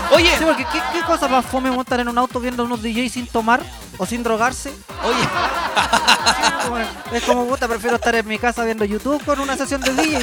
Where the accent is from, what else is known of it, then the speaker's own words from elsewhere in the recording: Chile; como somos los chilenos